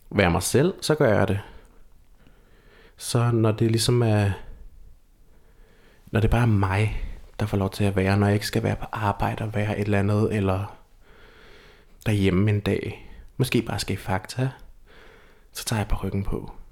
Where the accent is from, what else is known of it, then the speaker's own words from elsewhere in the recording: Lolland, Zealand, Denmark; Jeg føler altid, at jeg kan mærke mit, øh, mit lollandske ophav. Jeg, jeg er født og opvokset på Lolland.